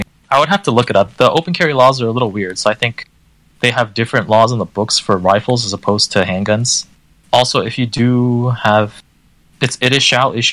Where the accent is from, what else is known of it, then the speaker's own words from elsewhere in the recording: D.C., Maryland side of Washington, United States; moved away; I grew up in a restrictive state